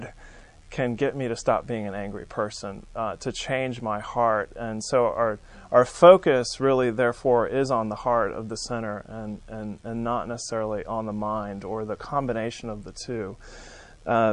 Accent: California, United States; moved away; also born or lived in New England; I'm from California

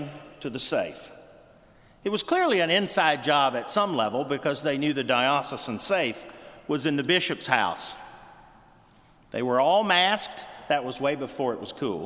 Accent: Lower Alabama, United States; my hometown in Lower Alabama

